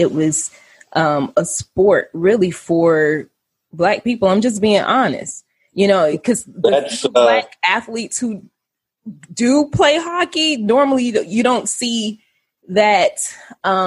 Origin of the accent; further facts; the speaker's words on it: Florida, United States; I grew up in Florida